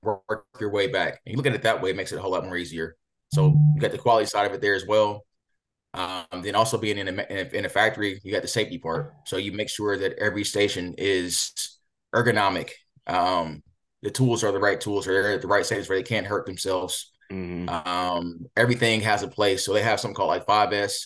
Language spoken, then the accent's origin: English; Columbus, Ohio, United States; I'm from Columbus, Ohio, and inner city schools